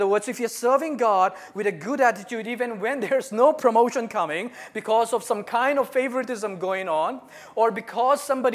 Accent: Northeast India, India; moved away as an adult; now in Japan; So I'm from Northeast India. I've been in Japan for the last 17 years.

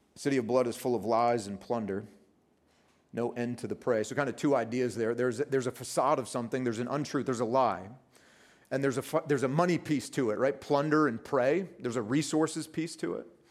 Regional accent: United States; from the States like I am

